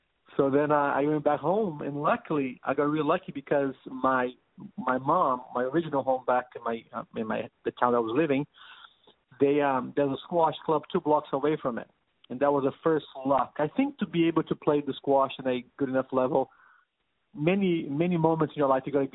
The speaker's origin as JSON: {"language": "English", "country": "Brazil", "moved": "yes", "lives_now": "San Diego, United States", "said": "I'm from Brazil."}